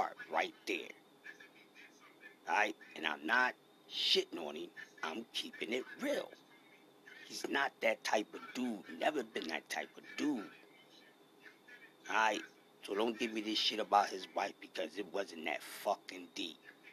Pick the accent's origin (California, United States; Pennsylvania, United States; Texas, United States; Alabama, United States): Pennsylvania, United States; Philadelphia; I'm from Philadelphia